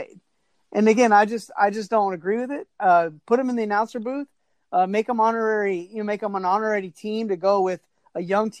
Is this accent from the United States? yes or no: yes; Texas, United States; You know, I'm from Texas.